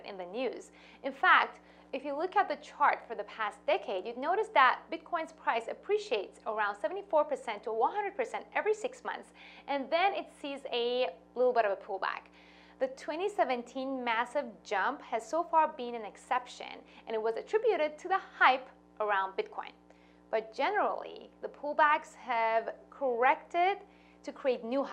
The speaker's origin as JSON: {"language": "English", "country": "Iran", "tie": "born or raised there", "moved": "yes", "said": "I was born and raised in Iran to a Jewish family."}